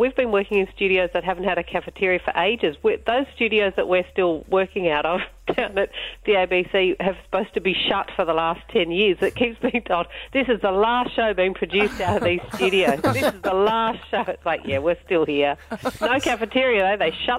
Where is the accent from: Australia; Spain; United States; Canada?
Australia; Sydney, New South Wales; I'm from Sydney.